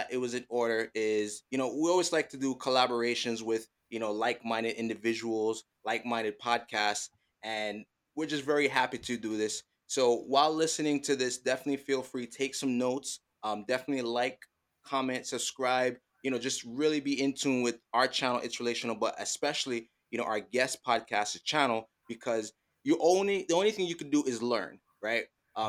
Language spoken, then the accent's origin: English; Jamaica; Don't worry. You don't have to call it soccer. We are Jamaican. We call it football.